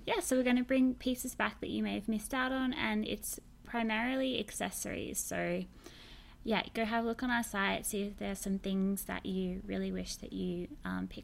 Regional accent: Australia; now in San Francisco, United States; Don't be confused by my accent. I'm from Australia, but I now live in San Francisco.

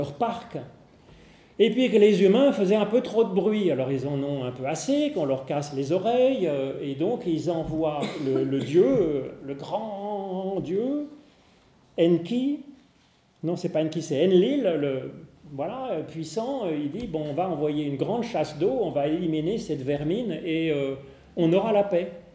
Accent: Geneva, Switzerland; on est genevois

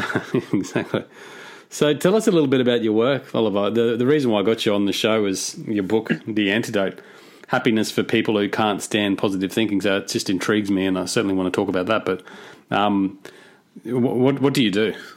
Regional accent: Cairns, Queensland, Australia; I'm from Cairns, which I'm not sure if you're familiar with. But Cairns is at the north of Australia, very tropical, very humid

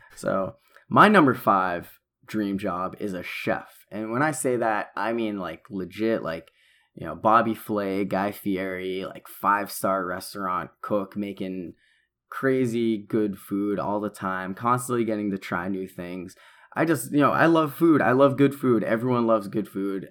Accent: New England, United States; moved away; growing up in New England

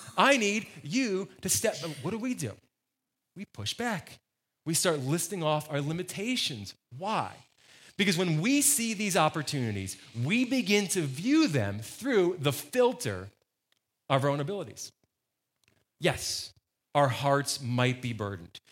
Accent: New Jersey, United States; moved away; I grew up in New Jersey

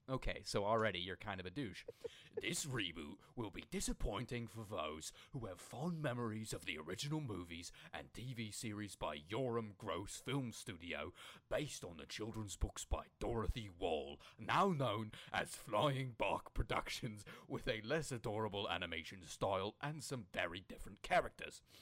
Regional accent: Australia; born there; also born or lived in several Australian states; Being Australian born myself and having lived in several Australian states, I found the meaningless phrases uttered in harsh accents very painful to my ears.

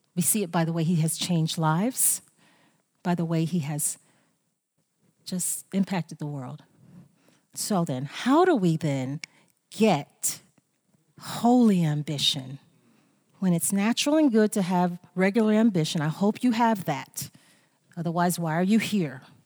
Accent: United States; I am American. I am American

